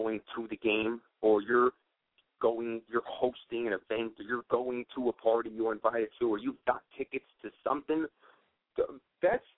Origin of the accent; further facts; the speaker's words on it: Florida, United States; also born or lived in Miami / Los Angeles; I'm from Florida. I'm back and forth between Miami and L.A.